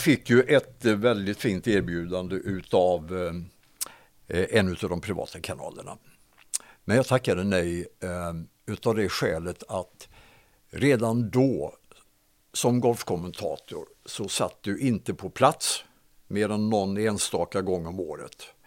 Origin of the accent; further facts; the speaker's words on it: Hovslätt, Jönköping County, Sweden; Jag är uppväxt i, i Hovslätt, i Hovslätts idrottsklubb och Hovslätts BTK